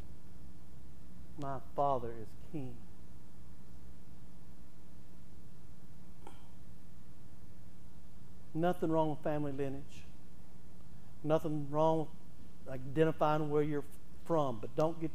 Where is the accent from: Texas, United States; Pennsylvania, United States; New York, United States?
Texas, United States; now in Oklahoma, United States